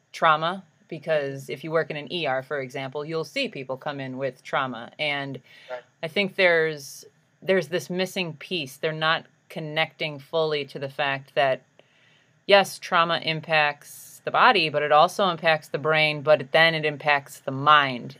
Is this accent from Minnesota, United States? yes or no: no; Chicago, Illinois, United States; I'm from Chicago